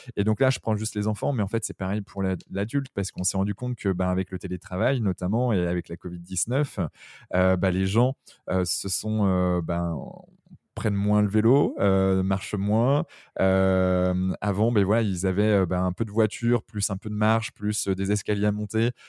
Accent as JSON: {"language": "French", "region": "southern Brittany", "country": "France", "said": "c'est mon petit côté sudiste, même si je suis breton."}